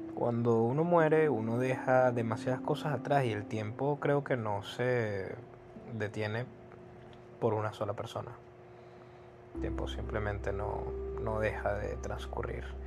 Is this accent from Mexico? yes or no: no; Venezuela; yo soy de Venezuela